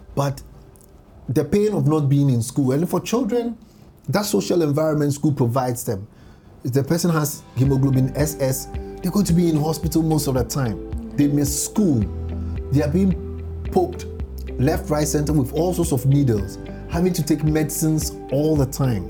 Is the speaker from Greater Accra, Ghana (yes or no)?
no; Boso, Eastern Region, Ghana; my hometown, Boso.